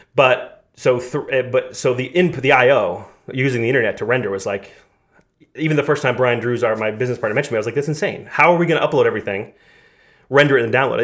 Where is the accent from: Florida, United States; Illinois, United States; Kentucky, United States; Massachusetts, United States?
Massachusetts, United States; moved away as an adult; also born or lived in Los Angeles / New York City; We're both from Massachusetts